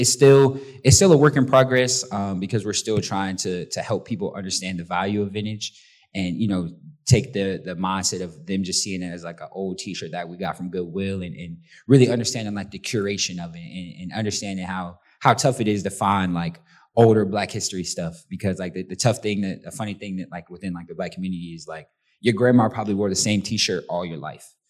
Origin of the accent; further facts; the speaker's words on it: St. Petersburg, Florida, United States; growing up in St. Pete